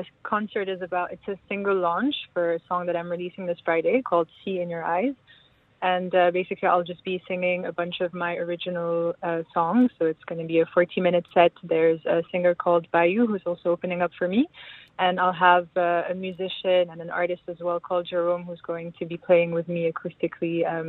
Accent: Lebanon; I'm Lebanese. Yeah.

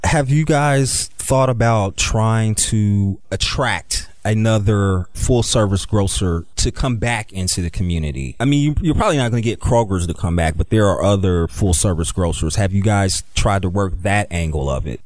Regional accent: Dayton, Ohio, United States; I'm originally from Dayton, Ohio

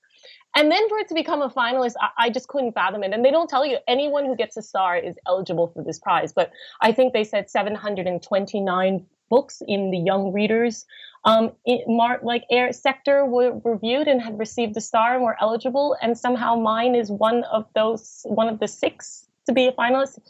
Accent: United States; being American myself and having, you know, grew up in the States, having that acknowledgement from my home country

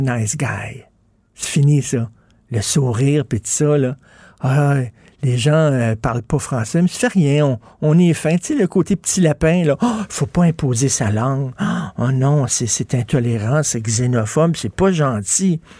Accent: Montreal, Quebec, Canada; Je viens de Verdun

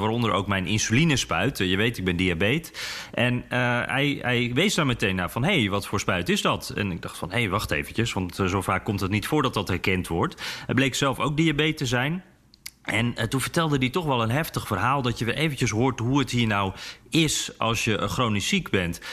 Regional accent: Netherlands; En dan zeg ik dus Nederland.

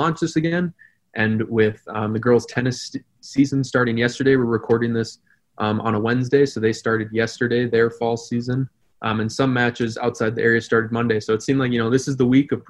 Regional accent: New Hope, Minnesota, United States; also born or lived in River Falls, Wisconsin; now in St. Cloud, United States; I was from New Hope, Minnesota. It's the town that borders Crystal. Brian and I actually went to the same elementary school

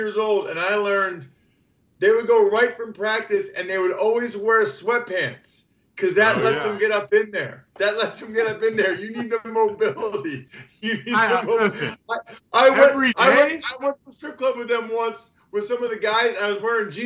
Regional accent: outside of Philly, Pennsylvania, United States; I grew up outside of Philly

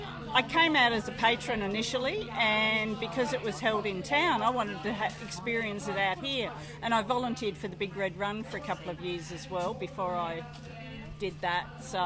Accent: Australia; I come from down on the Murray.

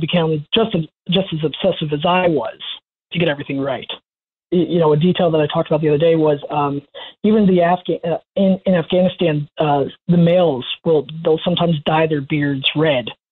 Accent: Orlando, Florida, United States; I grew up in Orlando, Florida

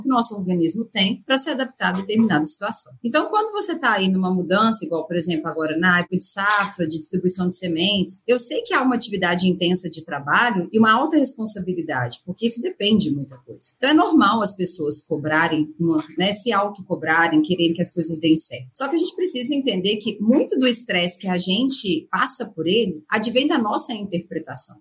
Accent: Minas Gerais, Brazil; accent: mineiro; moved away as an adult; now in São Paulo, Brazil; Eu sou mineira, vocês vão ver pelo sotaque, né? Bem forte.

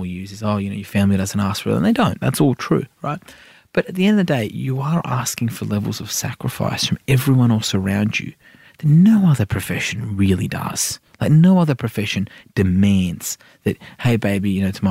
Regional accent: Sydney, New South Wales, Australia; also born or lived in Iran; I'm an inner city wog from Sydney

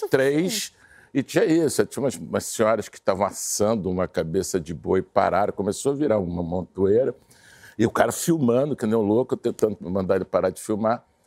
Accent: Brazil

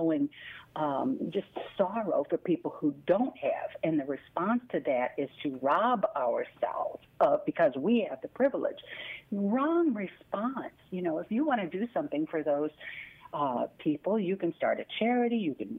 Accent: Midwest, United States; I'm a Midwesterner. And also, I mean, mine would have been in the 60s and 70s.

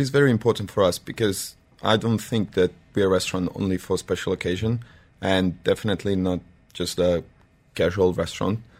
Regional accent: Serbia; English is a second language; I'm from Serbia.

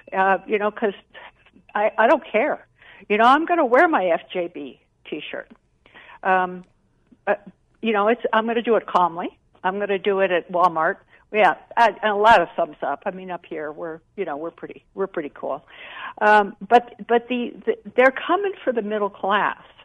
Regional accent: Jamaica; moved away; I grew up in Jamaica

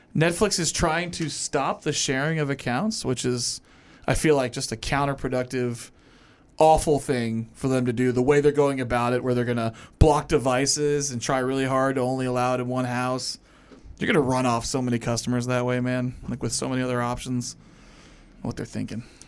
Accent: Louisville, Kentucky, United States; my hometown

